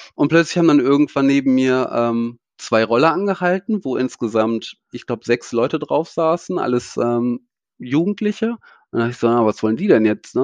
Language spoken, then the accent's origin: German; Germany; moved away; also born or lived in Bali; als Deutscher